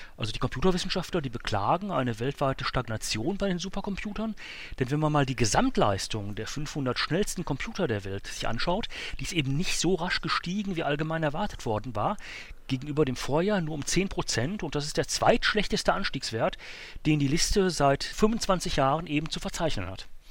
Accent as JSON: {"language": "German", "country": "Germany", "said": "bei uns in Deutschland, in Europa"}